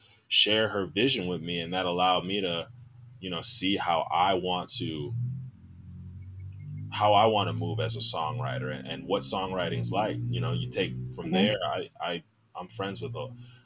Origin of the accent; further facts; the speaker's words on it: Milwaukee, Wisconsin, United States; moved away as an adult; also born or lived in Chicago; I'm from Milwaukee. I came down to Chicago for school.